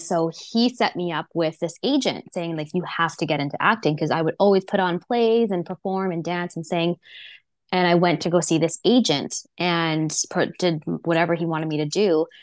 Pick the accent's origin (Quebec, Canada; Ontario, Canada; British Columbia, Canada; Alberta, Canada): British Columbia, Canada; Vancouver; I grew up here in Vancouver on the North Shore